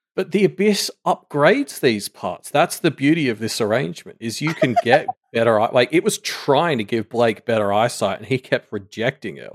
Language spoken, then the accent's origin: English; Australia; we were a penal colony that now has a higher G, G D P per capita than the place that sent all its prisoners there